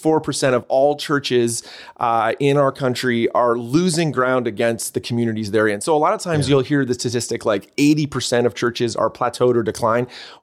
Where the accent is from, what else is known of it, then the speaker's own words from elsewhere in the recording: Canada; accent: Canadian; When I'm down there, people, they hear my Canadian accent. And then when I'm up here, they hear that they say I sound American.